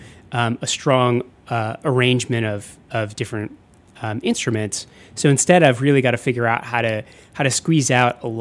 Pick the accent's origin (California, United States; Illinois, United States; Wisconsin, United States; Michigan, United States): Illinois, United States; Chicago suburbs; I grew up in the Chicago suburbs